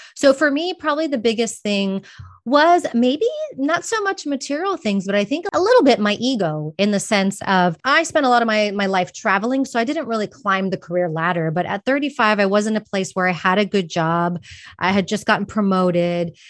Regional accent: Texas, United States; moved away as an adult; also born or lived in Austin, Texas; now in Madrid, Spain; I'm from Texas, and moved to Madrid, Spain

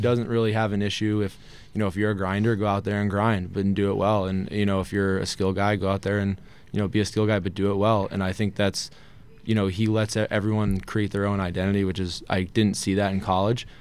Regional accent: Poughquag, New York, United States; also born or lived in Salem, Massachusetts; I grew up, uh, town called Pokweg, in a district, uh, Arlington, where Arlington High School is

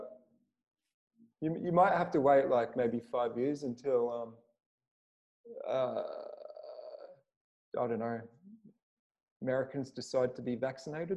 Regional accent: Australia; moved away as an adult; now in Los Angeles, United States; I was born in Australia

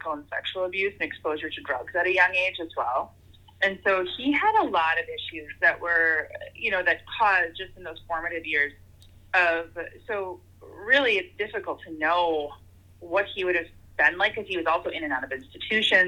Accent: Wisconsin, United States; I'm from Wisconsin, like we do a lot of like grilling of foods.

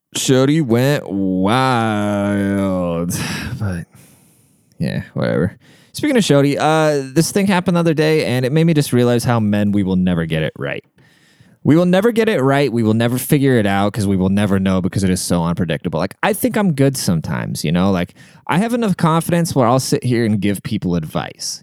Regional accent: United States; I can't speak neither, 'cause I'm American

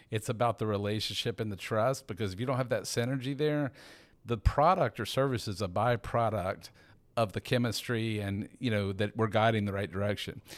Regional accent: Atlanta, Georgia, United States; I'm a native, I'm actually from Atlanta

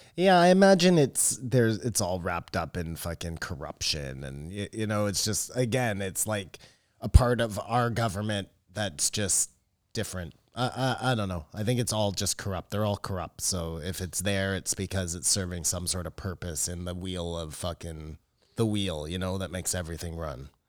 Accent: Canada

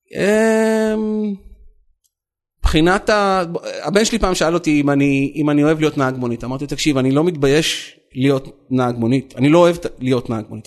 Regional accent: Tel Aviv, Tel Aviv District, Israel; אני נולדתי בתל אביב

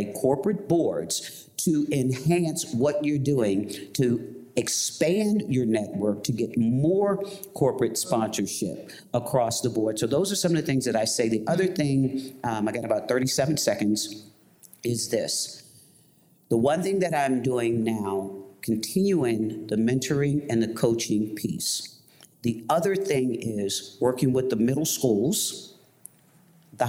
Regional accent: Baltimore, Maryland, United States; I'm from Baltimore.

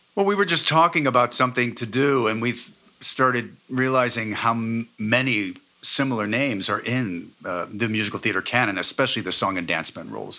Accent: Cincinnati, Ohio, United States; moved away; also born or lived in Michigan; I'm from Cincinnati, so I was able to move back

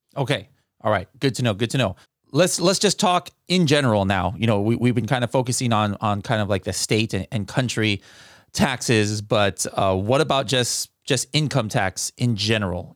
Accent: California, United States; I'm from California

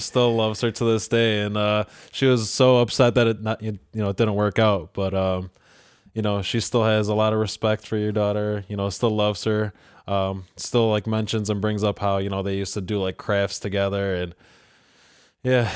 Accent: Churchville, New York, United States; also born or lived in Rochester, New York (Avenue D); in third grade, we moved out to, to Churchville.

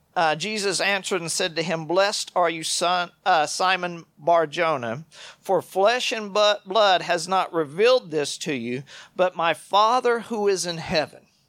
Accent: United States

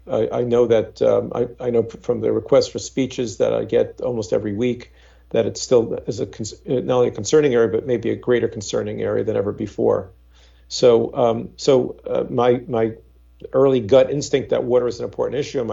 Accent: New York, United States; I'm an American, I've lived in New York my whole life

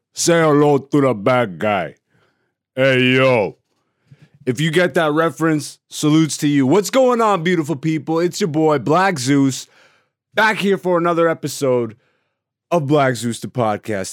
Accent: Greece; first language Greek; English is a second language; moved away; And I was actually born in Greece. My first language is Greece.

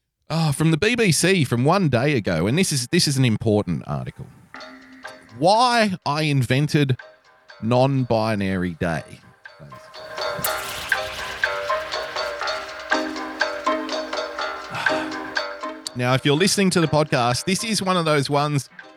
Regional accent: Australia; as an Australian

